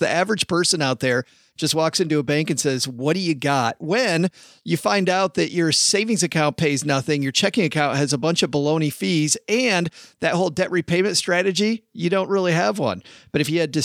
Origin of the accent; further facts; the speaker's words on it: Detroit, Michigan, United States; my hometown of Detroit, Michigan